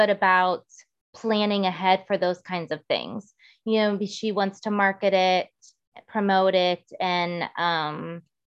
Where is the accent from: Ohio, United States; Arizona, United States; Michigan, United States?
Ohio, United States; Girard; I grew up in the Youngstown area, specifically Girard.